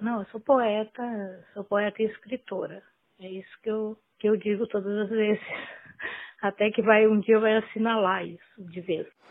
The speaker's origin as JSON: {"language": "Portuguese", "region": "northern Paraná", "country": "Brazil", "tie": "born or raised there", "also_born_or_lived": "Açaí, Paraná", "lives_now": "Curitiba, Brazil", "said": "Eu nasci em Açaí, uma cidade próxima a Londrina. Passei minha infância no norte do Paraná e a juventude, vim viver em Curitiba com uns 30 anos"}